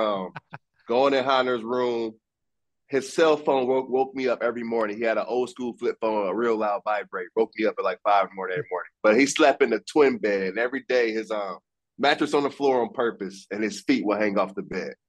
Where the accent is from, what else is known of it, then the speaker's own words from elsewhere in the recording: Fort Wayne, Indiana, United States; I grew up in Fort Wayne.